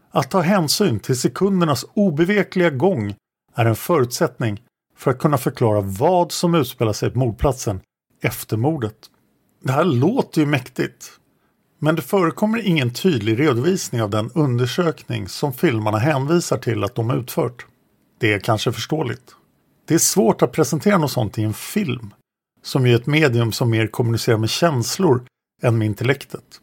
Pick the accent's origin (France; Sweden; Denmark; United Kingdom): Sweden; Stockholm, Stockholm County; Dessutom växte jag upp i Sköndal-Farsta under den absolut svåraste perioden på 60 och 70-talen.